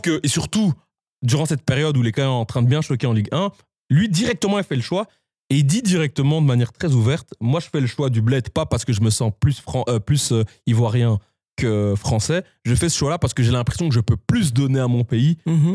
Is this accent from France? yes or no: no; Belgium; en tant que Belge